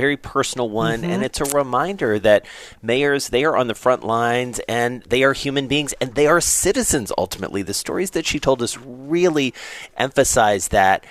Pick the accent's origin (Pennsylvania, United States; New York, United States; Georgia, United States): Georgia, United States; Atlanta; moved away; I'm from Atlanta